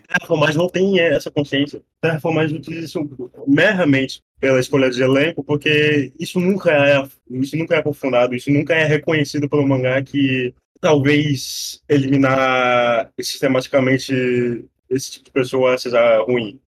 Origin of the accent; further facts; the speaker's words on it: Brazil; eu sou da Amazônia